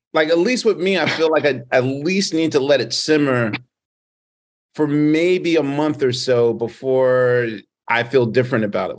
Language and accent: English; Philadelphia, Pennsylvania, United States; I'm from Philadelphia